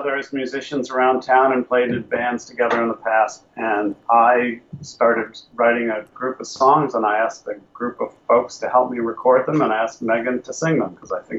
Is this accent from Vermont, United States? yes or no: no; Detroit, Michigan, United States; also born or lived in Chicago / Toronto; now in New York, United States; I was born in Detroit and got into advertising. I've lived in Chicago, New York, Toronto, and back to New York.